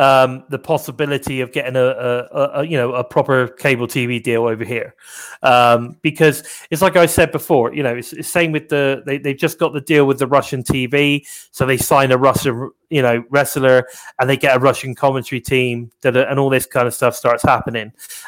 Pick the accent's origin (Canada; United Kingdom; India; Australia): United Kingdom; accent: very British; I'm extremely British. That's true. So my accent is very British.